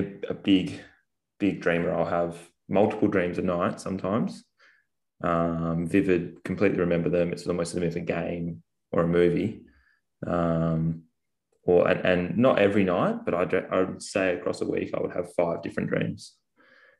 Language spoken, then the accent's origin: English; Bunbury, Western Australia, Australia; I grew up in Bunbury, which is south of Perth.